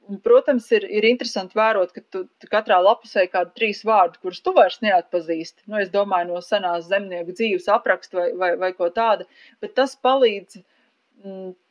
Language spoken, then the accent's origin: Latvian; Latvia; first language Latvian; latviešu valoda ir mana dzimtā valoda